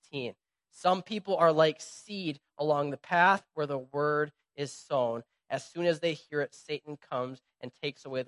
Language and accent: English; Minnesota, United States; we're from Midwest Minnesota.